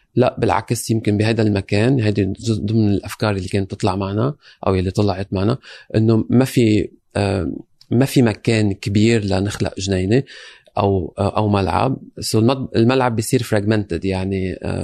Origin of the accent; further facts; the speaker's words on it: Lebanon; moved away as an adult; now in London, United Kingdom; انا جاي من لبنان انتقلت آه، عشت بلبنان اشتغلت بلبنان بنفس هالمواضيع رجعنا انتقل انتقلت على لندن